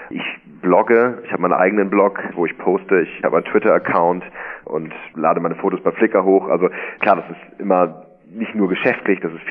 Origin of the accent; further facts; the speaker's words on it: Hamburg, Germany; nicht nur in meiner Heimatstadt hier in Hamburg, in allen Städten Deutschlands